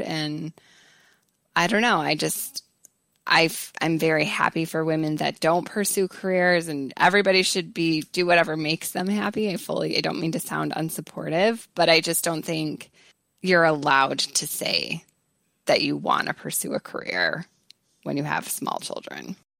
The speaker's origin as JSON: {"language": "English", "town": "Chicago", "region": "Illinois", "country": "United States", "also_born_or_lived": "Charlottesville", "accent": "strong Chicago", "moved": "as an adult", "said": "my strong Chicago accent"}